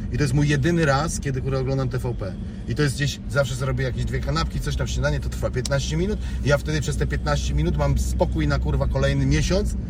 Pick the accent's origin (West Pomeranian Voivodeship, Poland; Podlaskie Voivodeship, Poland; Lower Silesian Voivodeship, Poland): Lower Silesian Voivodeship, Poland; Wałbrzych; now in Wrocław, Poland; Urodzonym w Wałbrzychu, w szpitalu na Nowym Mieście